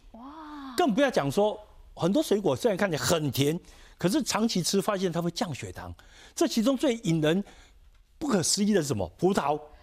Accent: Taiwan; 我们台湾人

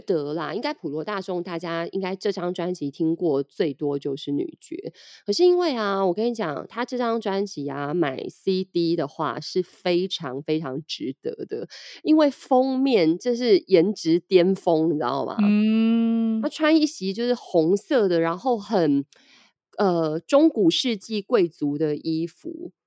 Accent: Taiwan; 我们台湾人

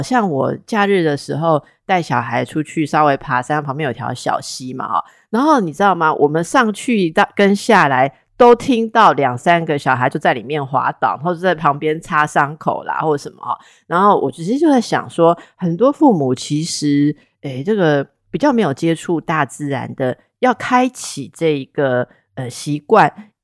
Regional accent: Taipei, Taiwan; 那是我的故乡啦哈。我当小孩的时候，大概一个礼拜有五次吧会吃圆环的东西

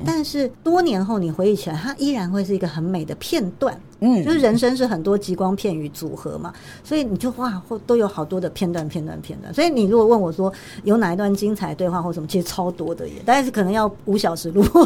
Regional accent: Taiwan; 我从台湾来

